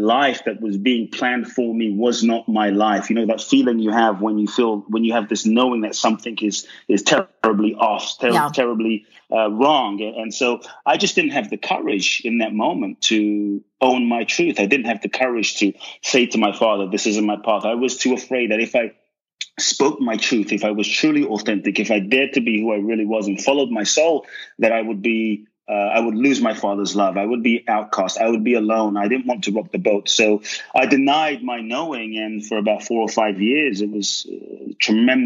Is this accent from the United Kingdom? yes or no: yes; London, United Kingdom; moved away; also born or lived in West Africa; growing up in London